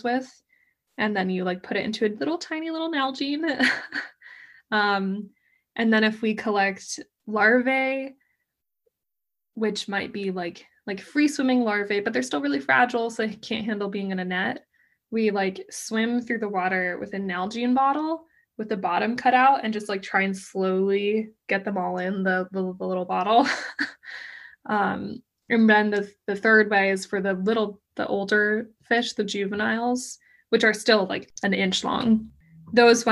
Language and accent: English; Colorado, United States; moved away as an adult; also born or lived in Miami; I grew up in Colorado